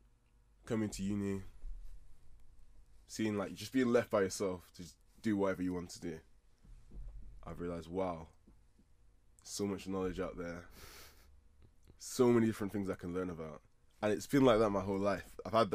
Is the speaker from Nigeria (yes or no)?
yes; Nigeria; I'm a Nigerian guy.